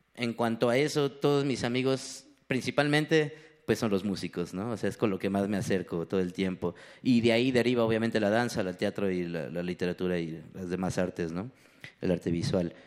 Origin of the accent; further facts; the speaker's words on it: Ecatepec, State of Mexico, Mexico; crecí en Ecatepec